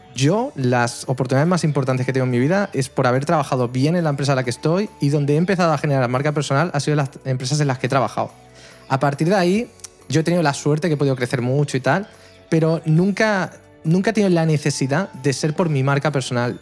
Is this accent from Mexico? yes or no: no; El Prat de Llobregat, Catalonia, Spain; aquí en el Prat de Llobregat, en mi pueblo